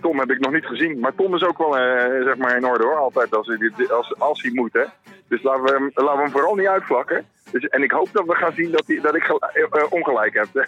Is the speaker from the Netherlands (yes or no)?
yes; Netherlands